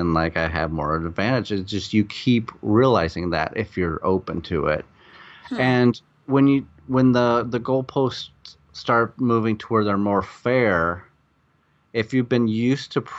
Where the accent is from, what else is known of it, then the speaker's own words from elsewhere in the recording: Iowa, United States; moved away as an adult; also born or lived in Chicago; now in Los Angeles, United States; I came from Iowa, and I went to Chicago